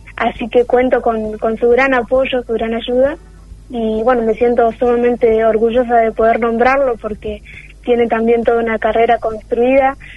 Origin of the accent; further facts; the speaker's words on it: Telén, La Pampa, Argentina; moved away as an adult; now in Santa Rosa, Argentina; hice toda mi trayectoria escolar en mi pueblo